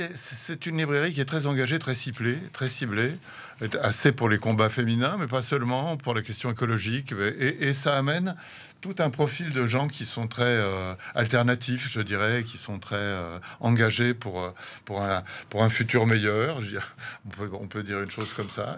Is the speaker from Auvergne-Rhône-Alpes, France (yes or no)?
no; Paris, Île-de-France, France; also born or lived in Africa; now in Brussels, Belgium; je suis français d'origine, hein, je suis né à Paris.